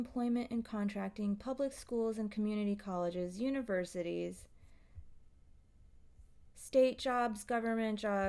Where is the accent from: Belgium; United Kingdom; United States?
United Kingdom; I am a British person living... okay, no worries. Living in London